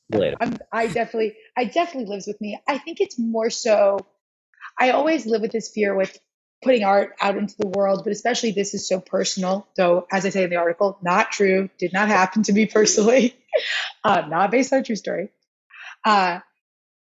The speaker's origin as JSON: {"language": "English", "town": "Rochester", "region": "New York", "country": "United States", "tie": "born or raised there", "said": "I grew up in Rochester, but I didn't grow up in the more Jewish part of town"}